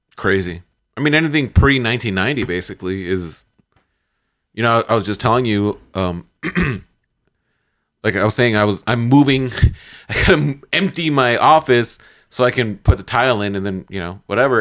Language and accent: English; Chicago, Illinois, United States; I'm from Chicago.